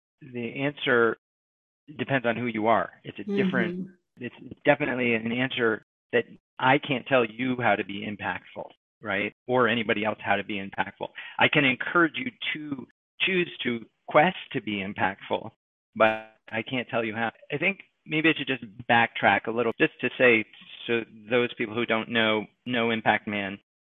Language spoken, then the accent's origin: English; Westport, Massachusetts, United States; also born or lived in New York City, New York; my sister and I moved with my mother to a little countryside town called Westport, Massachusetts